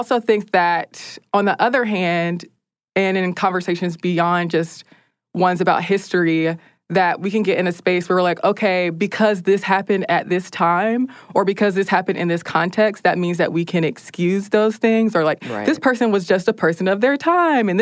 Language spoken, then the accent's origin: English; United States; as an American